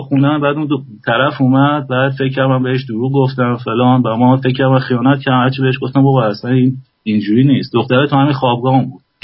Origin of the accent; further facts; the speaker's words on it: Iran; moved away as an adult; گفتم ایرانی